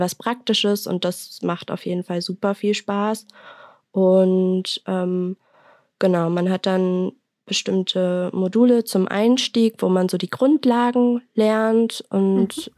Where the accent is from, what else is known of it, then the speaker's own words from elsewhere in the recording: Mainz, Rhineland-Palatinate, Germany; ich komme aus Mainz